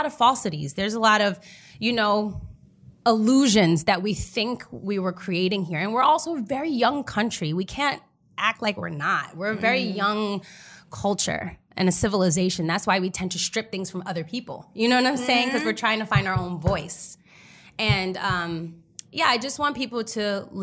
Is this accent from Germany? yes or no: yes; Berlin, Germany; first language German; English is a second language; moved away; it was cool growing up there as a kid